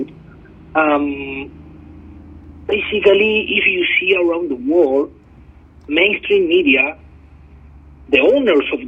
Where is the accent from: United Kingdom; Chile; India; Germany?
Chile; moved away; I come from Chile. I'm from South America.